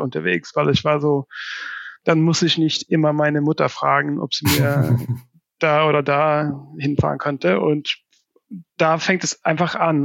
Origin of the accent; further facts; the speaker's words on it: Värmland, Sweden; German is a second language; moved away as an adult; also born or lived in Amsterdam / Barcelona; now in Berlin, Germany; ich stamme aus ähm, einem ein Gebiet, der nennt sich Wärmland. Und das ist so, ähm, ja, wenn man eine Linie von Stockholm bis Oslo zieht und gerade in der Mitte, mhm. da irgendwo im Wald bin ich aufgewachsen.